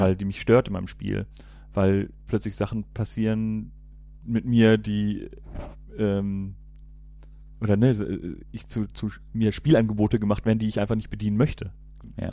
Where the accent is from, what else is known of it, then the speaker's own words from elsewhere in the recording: Cologne, North Rhine-Westphalia, Germany; ich komme ja hier aus Köln